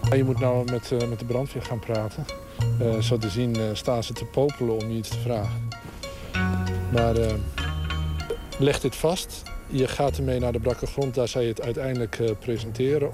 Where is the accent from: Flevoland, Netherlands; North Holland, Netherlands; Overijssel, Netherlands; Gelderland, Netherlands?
Overijssel, Netherlands; Twente; Ik kom zelf uit Twente, het oosten van het land.